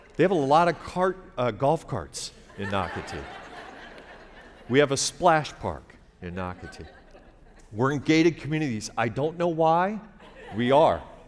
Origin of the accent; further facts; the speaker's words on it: Omaha, Nebraska, United States; moved away as an adult; also born or lived in Lake Charles, Louisiana; I'm a kid from Omaha